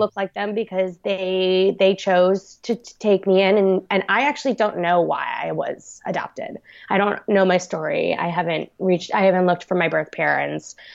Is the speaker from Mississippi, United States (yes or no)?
no; Long Island, New York, United States; also born or lived in South Korea; I was brought up on Long Island, New York